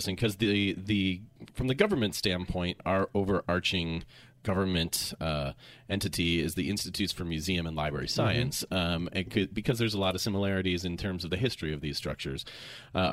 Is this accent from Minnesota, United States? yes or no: yes; Minnesota, United States; I'm from Minnesota, the Lutheran three-point sermon